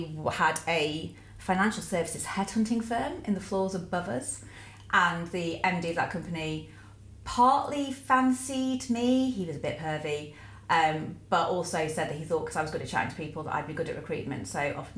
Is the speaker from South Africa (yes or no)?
no; Warrington, North West England, United Kingdom; also born or lived in Preston / Macclesfield; I'm from Warrington